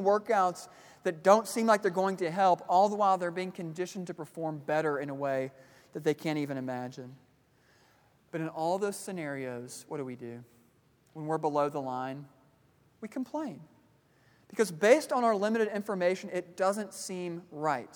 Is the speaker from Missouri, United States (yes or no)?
yes; Kansas City, Missouri, United States; moved away; I grew up in Kansas City, Missouri